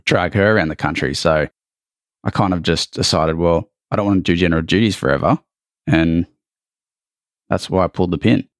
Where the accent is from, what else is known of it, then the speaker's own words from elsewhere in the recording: Australia; accent: thick Australian; born and bred there, uh, or here